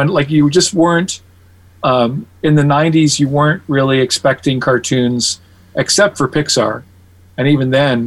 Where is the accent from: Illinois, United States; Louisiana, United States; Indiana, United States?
Indiana, United States; Gary; I grew up in, I was born in Gary